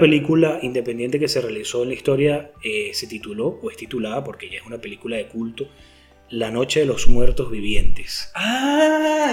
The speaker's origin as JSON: {"language": "Spanish", "country": "Venezuela", "said": "está ubicada en mi país y es subvencionada por el pues gobierno, el gobierno bananero de Venezuela"}